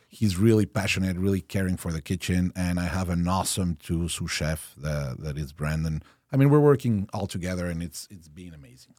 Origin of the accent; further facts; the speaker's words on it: Mexico City, Mexico; first language Spanish and French; English is a second language; moved away; And I was born in Mexico City, raised in, uh, Le Lycée Français